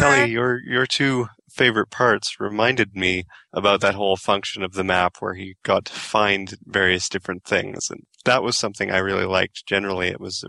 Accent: Canada; I love that I'm the Canadian

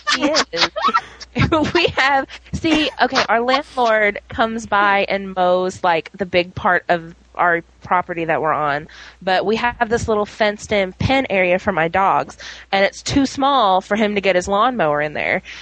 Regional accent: New Orleans, Louisiana, United States; moved away; also born or lived in Little Rock, Arkansas / Fayetteville; I'm originally from New Orleans, which had a population of like 2.4 million, and then I moved to um, Little Rock

